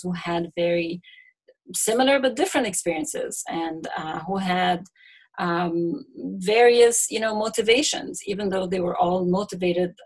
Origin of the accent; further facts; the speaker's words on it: Egypt; growing up in Egypt, you know, it's easy to find yourself in a class bubble